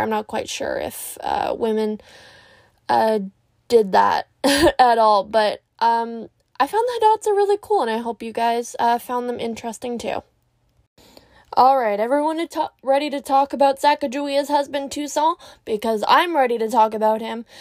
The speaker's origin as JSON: {"language": "English", "country": "Canada", "said": "I'm Canadian"}